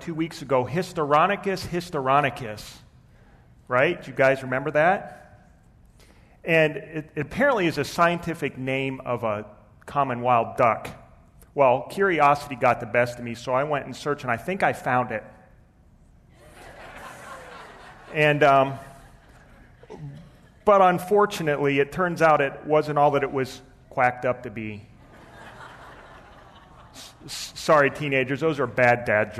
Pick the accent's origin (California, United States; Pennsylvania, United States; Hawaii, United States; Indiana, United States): Pennsylvania, United States; I grew up in Pennsylvania in and amongst an Amish community.